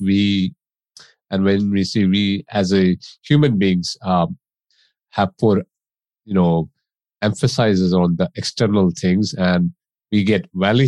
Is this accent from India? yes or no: yes; India; moved away as an adult; also born or lived in United States; now in England, United Kingdom; I grew up in India as a child